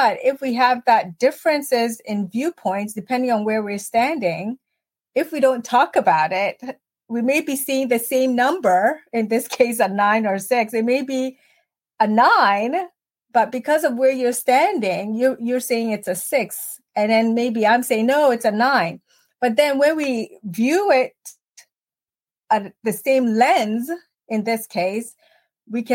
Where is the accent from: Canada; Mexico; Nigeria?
Canada; Ontario; moved away as an adult; also born or lived in Ghana; now in United States; So, I grew up in Canada